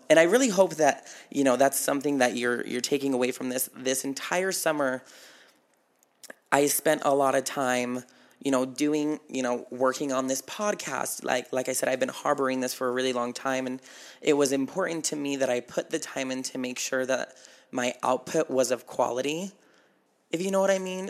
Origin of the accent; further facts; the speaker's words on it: Battle Mountain, Nevada, United States; moved away; my hometown